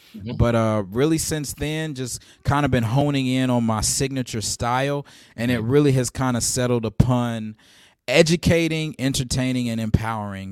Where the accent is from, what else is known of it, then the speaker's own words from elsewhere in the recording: Nashville, Tennessee, United States; moved away as an adult; also born or lived in Gary, Indiana; now in Bronx, New York, United States; I was raised in Nashville, Tennessee